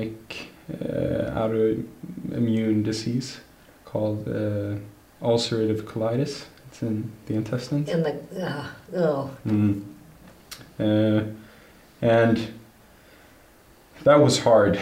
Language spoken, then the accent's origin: English; Gothenburg, Västra Götaland, Sweden; I was born and raised here in Gothenburg with my family